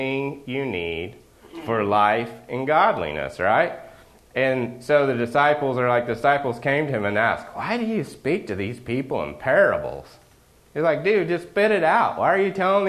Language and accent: English; Oklahoma, United States; where I grew up in Oklahoma